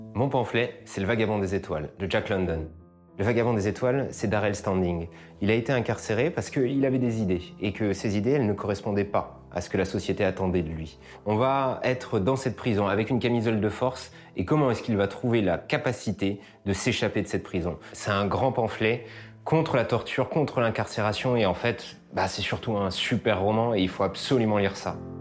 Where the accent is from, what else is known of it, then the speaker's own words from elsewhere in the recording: Charente, Nouvelle-Aquitaine, France; also born or lived in Brazil; Je suis né au Brésil, adopté par un père breton et une mère martiniquaise, et j'ai grandi en Charente.